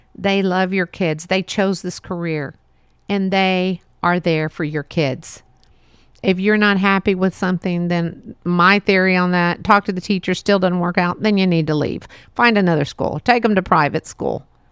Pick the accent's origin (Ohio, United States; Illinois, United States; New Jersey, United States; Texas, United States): Texas, United States; it was fun growing up here in Texas.